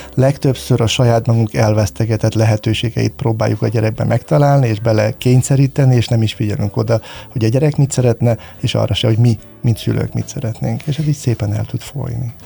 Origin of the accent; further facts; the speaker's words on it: Hungary; amikor mi felnőttünk Magyarországon